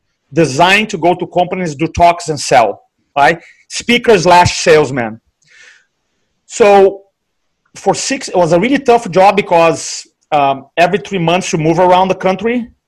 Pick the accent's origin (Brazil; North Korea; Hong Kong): Brazil; now in United States; So I came here from Brazil. I work in, my background is in banking.